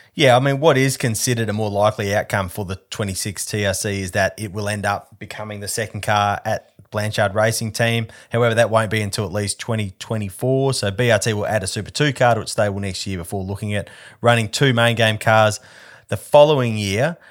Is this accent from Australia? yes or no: yes; Perth, Western Australia, Australia; I'm from Perth and I have a strong family connection to Rally Australia, to the Rally Australia era here